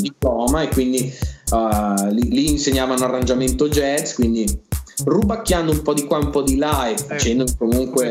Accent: Valtellina, Lombardy, Italy; moved away; io vengo dalla Valtellina, prima di trasferirmi

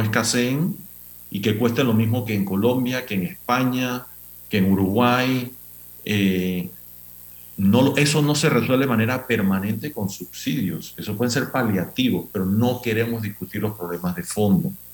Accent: Panama; Todos somos panameños

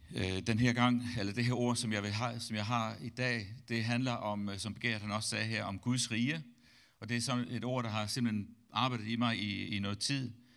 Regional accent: Denmark; som dansker

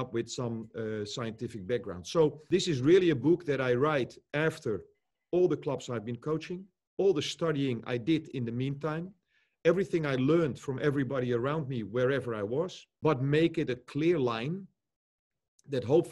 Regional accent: Netherlands; I grew up here in Holland as well

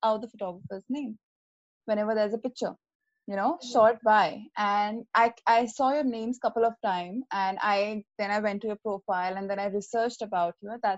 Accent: Jaipur, Rajasthan, India; I am from Jaipur

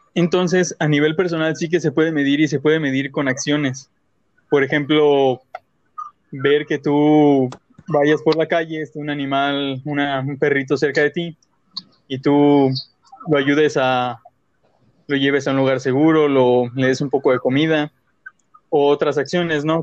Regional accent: Mexico; nosotros como mexicanos

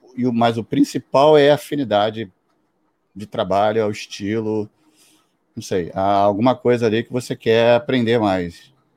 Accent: Brazil; eu sou do Brasil

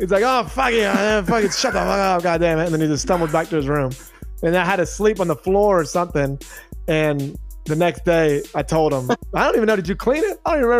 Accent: Texas, United States; we're from Texas.

